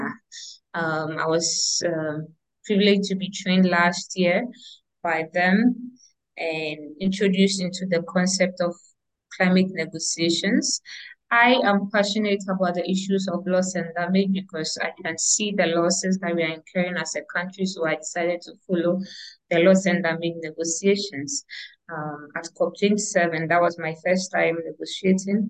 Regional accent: Ghana; I'm from Ghana, West Africa.

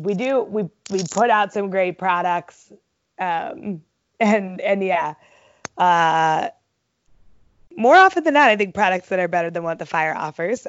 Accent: Ohio, United States; I grew up in Ohio

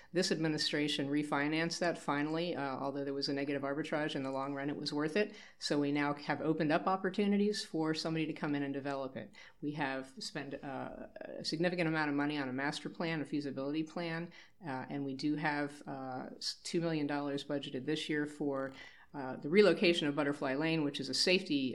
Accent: Montgomery County, Maryland, United States; moved away as an adult; now in Frederick, United States; I am a lifelong Maryland resident. I grew up in Montgomery County but moved here in 1983

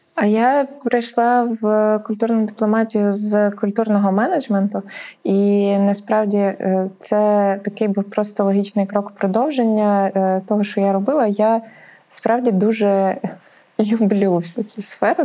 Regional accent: Poltava Oblast, Ukraine; я з Полтавщини

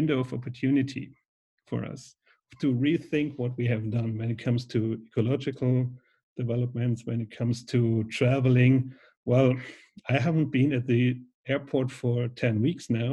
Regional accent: Schweinfurt, Bavaria, Germany; I was working at a Foot Locker store in Schweinfurt in my hometown

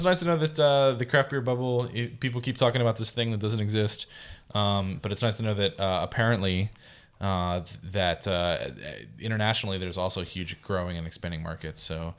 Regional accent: Central Pennsylvania, United States; as a Central Pennsylvanian

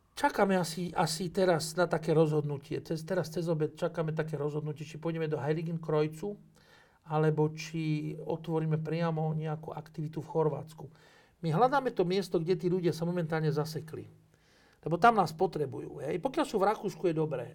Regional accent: Slovakia; sme Slováci

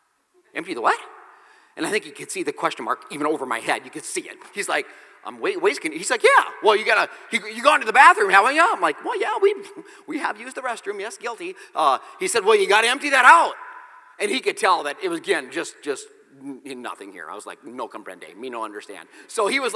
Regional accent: Nebraska, United States; I grew up in the Midwest. There's campgrounds everywhere. In the great state of Nebraska

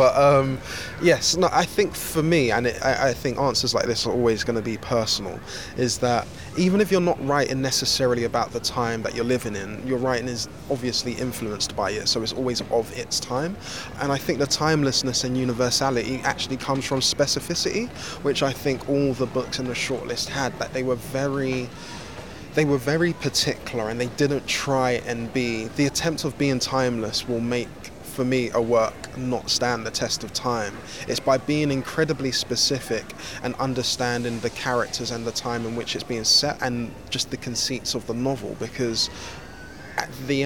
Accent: Nigeria; I'm also Nigerian

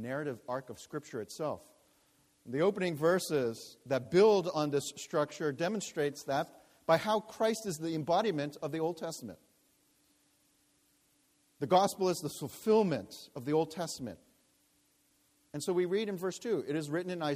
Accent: New York, United States; I was born in New York

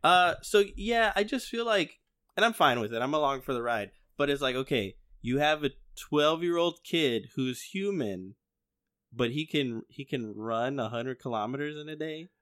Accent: Chicago, Illinois, United States; we grew up in Chicago

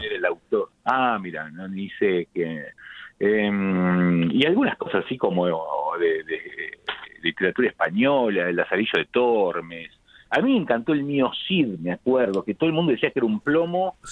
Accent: La Plata, Buenos Aires Province, Argentina; como yo soy de La Plata, cuando éramos chicos aprendimos a leer con el diario El Día

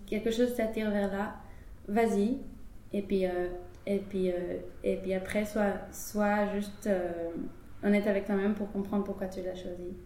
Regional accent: Israel; moved away as an adult; now in France; j'ai grandi en Israël toute ma vie

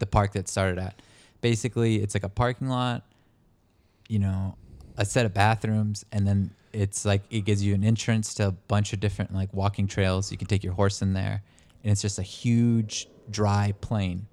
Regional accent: El Dorado wildfire area, California, United States; where I grew up, my hometown, in my little rural neighborhood

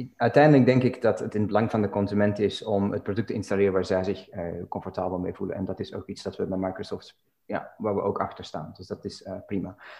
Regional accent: Belgium; now in Dublin, Ireland; ik woon en werk in Dublin op dit moment, maar ben oorspronkelijk uit België

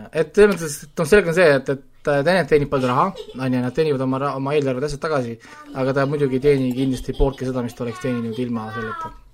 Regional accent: Estonia; me oleme kasvanud üles ju Eestis

